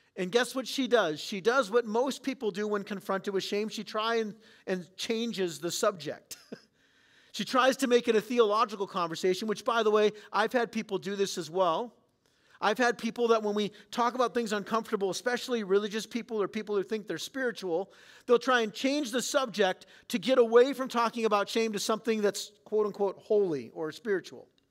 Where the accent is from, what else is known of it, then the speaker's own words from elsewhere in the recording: San Diego, California, United States; I grew up in San Diego.